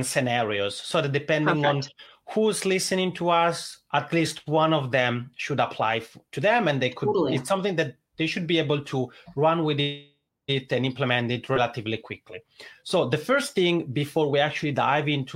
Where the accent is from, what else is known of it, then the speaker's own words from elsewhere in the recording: Italian-speaking Switzerland, Switzerland; accent: Italian ("macaroni accent"); English is a second language; moved away as an adult; now in Helsinki, Finland; I'm originally from the Italian speaking part of Switzerland. That's why I have this funny macaroni accent, but I've been living in Helsinki, Finland for about 10 years now